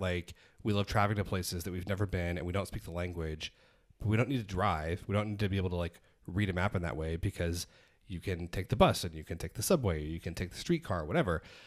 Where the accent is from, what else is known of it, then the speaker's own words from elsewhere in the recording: Edmond, Oklahoma, United States; I grew up in Edmond